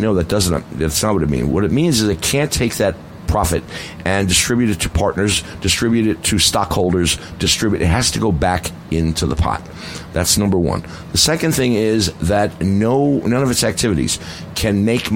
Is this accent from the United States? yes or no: yes; New York City, New York, United States; I come from the Bronx, so I have different pronunciation